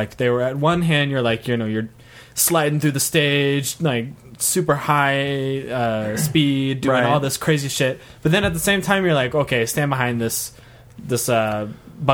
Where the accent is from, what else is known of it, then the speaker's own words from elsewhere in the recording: Memphis, Tennessee, United States; Tennessee, Memphis.